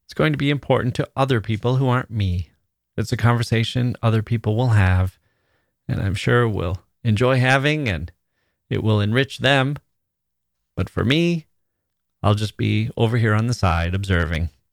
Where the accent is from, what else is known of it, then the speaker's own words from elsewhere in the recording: Wisconsin, United States; moved away; also born or lived in Taiwan; my own little triangle in Wisconsin